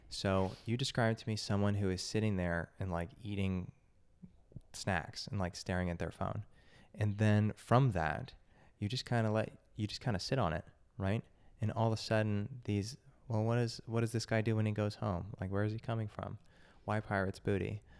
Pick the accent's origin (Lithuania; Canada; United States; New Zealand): United States; growing up in the United States